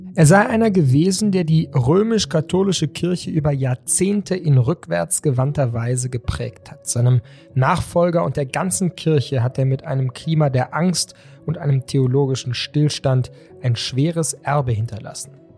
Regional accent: Germany; bei uns in Deutschland

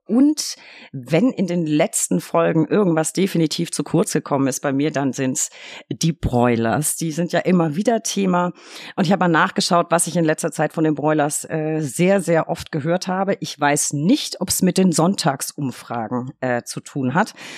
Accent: Bavaria, Germany; Ich komme aus Bayern, natürlich bin ich katholisch.

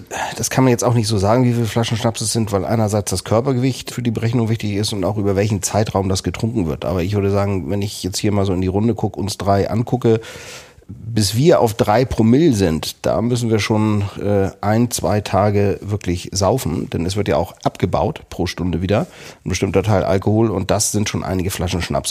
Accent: Kiel, Schleswig-Holstein, Germany; Wir stammen beide aus Kiel

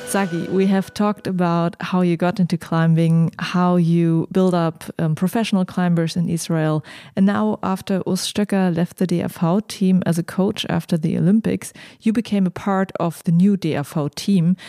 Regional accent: Germany; I'm from Germany.

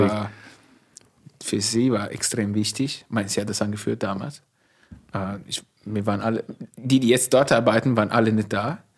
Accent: Emilia-Romagna, Italy; accent: Italian; German is a second language; moved away as an adult; also born or lived in Turin, Italy / California, United States; now in Forst, Germany; ich komme aus Norditalien, ist anders wie in Süditalien.

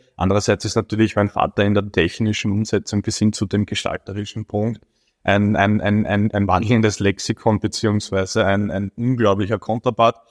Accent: Baden, Lower Austria, Austria; ich als zwar gebürtiger Badener, aber nie in Baden arbeitender

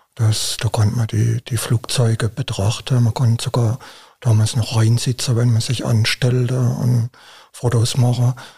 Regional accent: Baden-Württemberg, Germany; bei uns in Baden-Württemberg

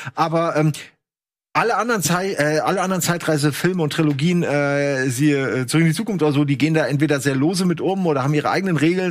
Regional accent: Germany; ich als, als Deutscher

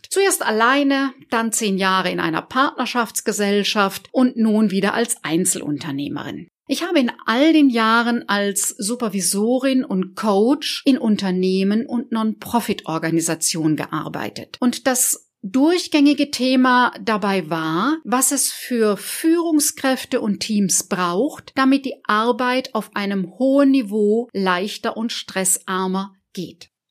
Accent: Baden-Württemberg, Germany; Ich selber komme aus einer starken Familie, aufgewachsen im Badischen, in einem Dorf südlich von Karlsruhe und ich habe noch drei jüngere Geschwister.

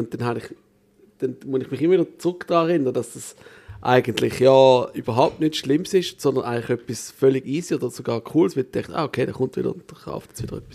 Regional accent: Switzerland

